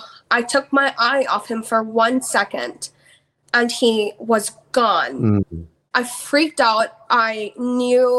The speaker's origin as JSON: {"language": "English", "country": "Belize", "moved": "yes", "said": "I'm from Belize where mental health has just started to become a stigma"}